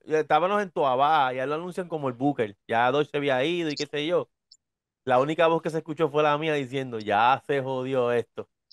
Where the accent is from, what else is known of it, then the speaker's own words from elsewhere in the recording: Hatillo, Puerto Rico; yo soy de Atillo, en Atillo hay un festival de máscaras